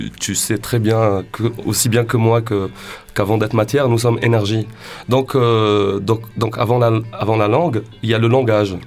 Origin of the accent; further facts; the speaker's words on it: Sidi Bel Abbès, Sidi Bel Abbès Province, Algeria; je viens de Sidi Blabès, Et c'est à l'ouest de l'Algérie